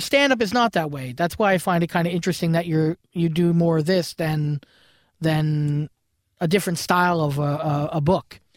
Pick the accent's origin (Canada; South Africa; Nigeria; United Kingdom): Canada; Brantford, Ontario; I'm originally from Brantford, and there, Brantford, Ontario